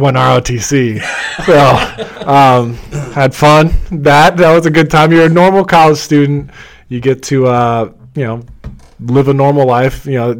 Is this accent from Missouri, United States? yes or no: yes; St. Louis, Missouri, United States; also born or lived in Midwest; Yeah, born and raised in St. Louis, Missouri. Moved around the Midwest, and so the interesting part there is my dad was in the Navy.